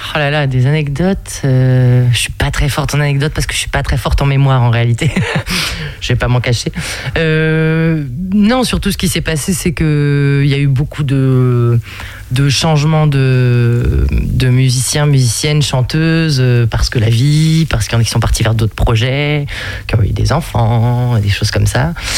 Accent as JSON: {"language": "French", "area": "the Nord", "region": "Hauts-de-France", "country": "France", "said": "on vient du Nord toutes les deux"}